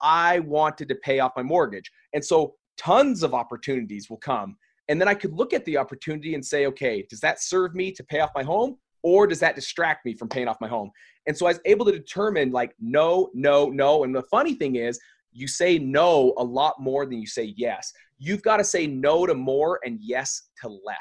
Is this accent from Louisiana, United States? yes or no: no; Salt Lake City, Utah, United States; We're in Salt Lake City here in my hometown